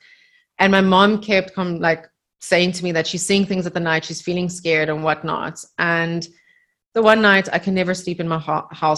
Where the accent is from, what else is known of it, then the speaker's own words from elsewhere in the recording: Namibia; moved away; in the house that we grew up in Namibia